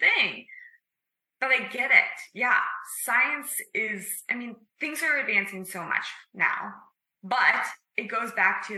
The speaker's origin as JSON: {"language": "English", "region": "Midwest", "country": "United States", "tie": "born or raised there", "said": "as a young child growing up in the Midwest"}